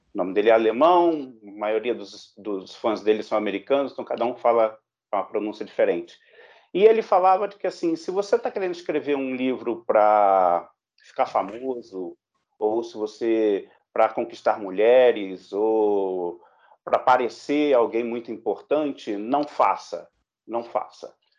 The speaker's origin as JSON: {"language": "Portuguese", "country": "Brazil", "said": "nós também, enquanto brasileiros"}